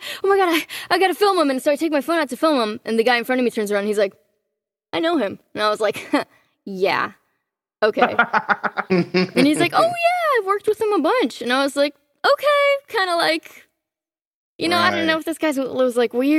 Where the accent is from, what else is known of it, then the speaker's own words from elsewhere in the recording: Miami, Florida, United States; also born or lived in Cancun, Mexico; Well, I was born in Cancun, Mexico. When I was about a year old, we moved to Miami and then kind of ping-ponged around the United States. I moved back to Mexico for a while. I did school there.